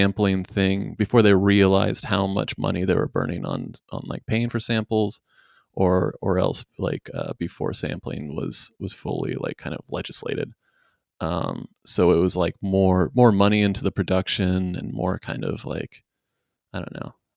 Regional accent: northwestern Washington state, United States; coming from the woods of the northwestern Washington state

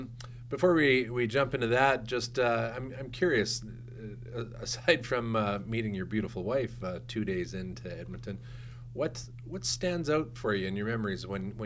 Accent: New Zealand; I'm easy to remember. I'm the New Zealander.

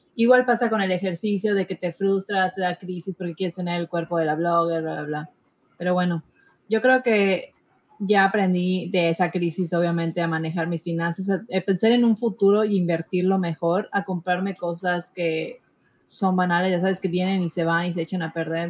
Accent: Mexico; todos somos morenos, somos mexicanos

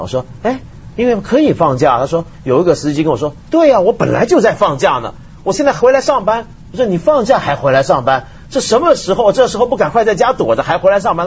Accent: Hong Kong; 当然我是香港人了

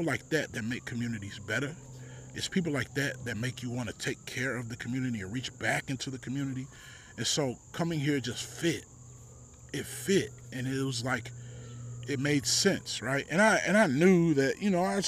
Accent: Texas, United States; moved away; That's where I grew up

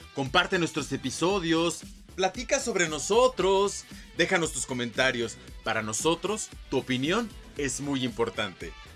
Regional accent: Mexico; tenemos como mexicanos

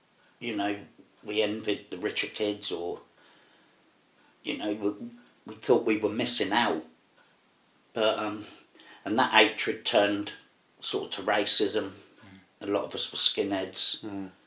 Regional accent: Reading, South East England, United Kingdom; also born or lived in Margate; I grew up in Whitley. I loved the area.

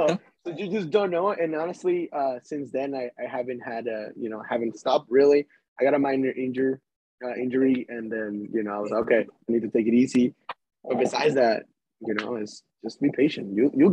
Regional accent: Las Vegas, Nevada, United States; It's going to be … because I'm from Las Vegas, as I said.

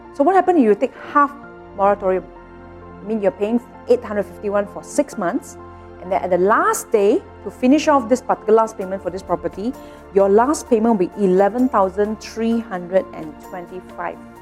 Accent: Malaysia; all of us as Malaysian

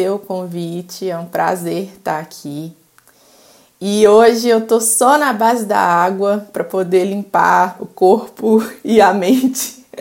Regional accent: Belo Horizonte, Minas Gerais, Brazil; Bom, eu sou mineira, eu tenho 24 anos, nasci e me criei aqui em Belo Horizonte, Minas Gerais.

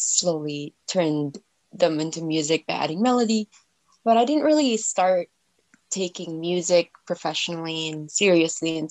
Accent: Alberta, Canada; now in Nova Scotia, Canada; I'm originally from Alberta. That's kind of where I grew up.

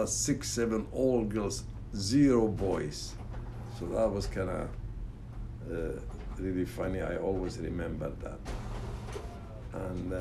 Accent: Iraq; moved away; I was born in Mesopotamia

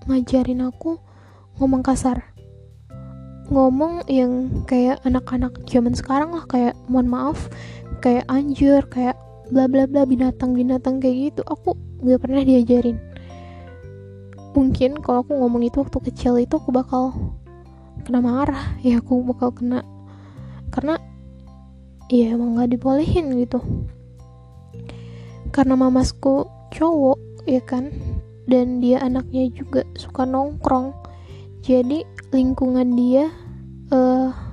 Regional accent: Palembang, South Sumatra, Indonesia; aku tinggal di Sumatera aku besar di Sumatera Selatan aku dari Palembang

